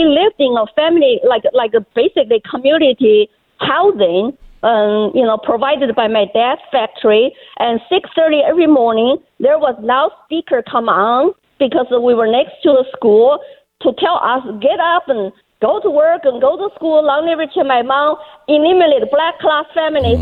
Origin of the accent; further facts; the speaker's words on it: China; English is a second language; moved away; I was born in China and went through his 10 years social political chaos and indoctrination. And when he died, I was only 12 years old